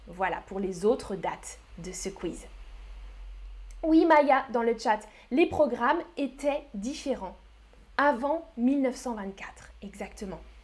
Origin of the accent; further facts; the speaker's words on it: France; Oui, je suis française, je suis française